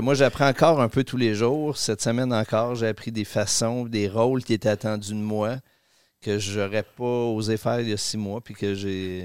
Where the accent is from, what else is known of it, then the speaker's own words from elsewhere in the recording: Quebec City, Quebec, Canada; also born or lived in Rimouski / Paris; Je suis né à Rimouski, je suis arrivé à. C'est ça, pas natif. Québec, je, suis arrivé à. je suis arrivé à, Québec à 4 ans. Et puis, euh, j'ai toujours vécu